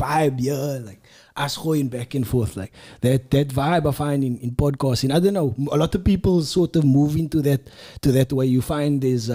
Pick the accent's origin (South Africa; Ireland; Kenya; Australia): South Africa; Cape Town, Western Cape; also born or lived in London; I'm from Cape Town, South Africa